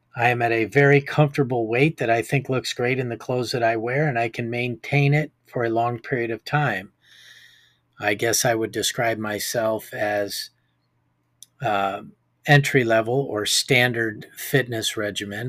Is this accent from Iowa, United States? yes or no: yes; Iowa, United States; my hometown here in Iowa